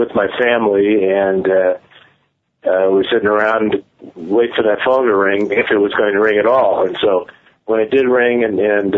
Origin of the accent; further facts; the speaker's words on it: San Francisco, California, United States; I played a regular season game in my hometown